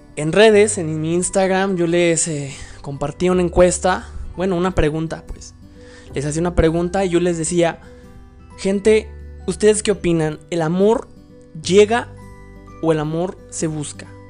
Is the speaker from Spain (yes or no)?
no; Mexico; soy mexicano